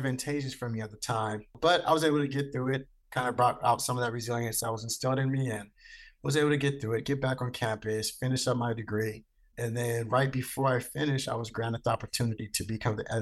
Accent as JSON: {"language": "English", "town": "Stockton", "region": "California", "country": "United States", "tie": "born or raised there", "said": "I was born in Stockton, California, which is where I also grew up at and graduated from."}